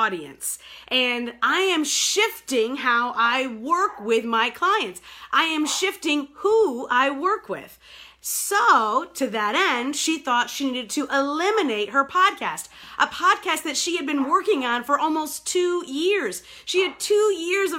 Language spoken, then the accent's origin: English; New York, United States; now in Detroit, United States; I live here in Detroit. I grew up in New York